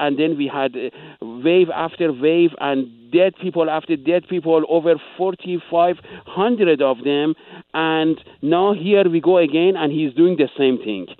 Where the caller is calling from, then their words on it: Calgary, Alberta, Canada; I am calling you from Alberta in Calgary.